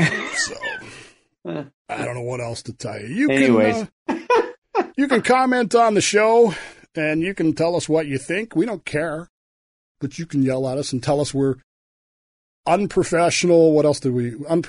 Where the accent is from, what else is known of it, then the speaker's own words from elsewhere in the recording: Oklahoma, United States; growing up in Oklahoma, man. With parents from the 40s.